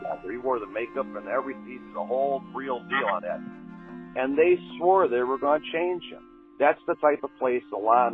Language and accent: English; Illinois, United States; moved away; also born or lived in Maine; I was there from Illinois back in 1975